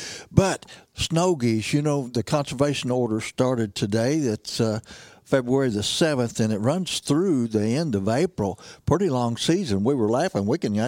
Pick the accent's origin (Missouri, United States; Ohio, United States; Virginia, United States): Missouri, United States; Missouri Bootheel, United States; I was raised in Missouri, Boot Hill. I was raised 60 miles east from here, closer to the Mississippi River